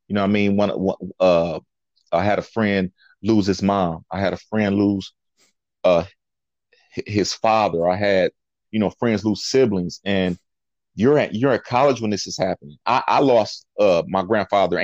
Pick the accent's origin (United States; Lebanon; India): United States; Toledo, Ohio; I'm from the city. I'm from Avondale. I'm from the south side of Toledo.